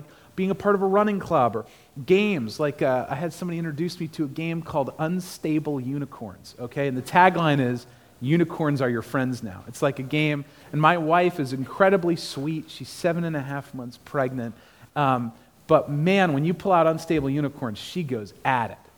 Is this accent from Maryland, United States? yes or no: yes; Maryland, United States; moved away as an adult; also born or lived in Annapolis, Maryland; now in Clarksville, United States; I'm from Maryland, lived in Annapolis